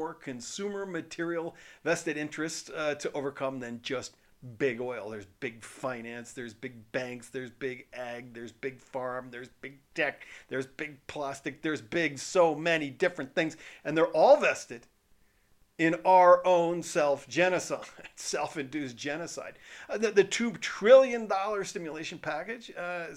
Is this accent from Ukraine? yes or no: no; Canada; I'm Canadian